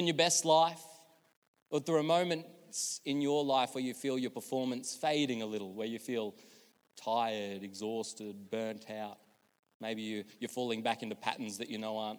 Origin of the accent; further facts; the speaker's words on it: Australia; moved away; When I was growing up in Billawilla, I used to go to a Stedfords.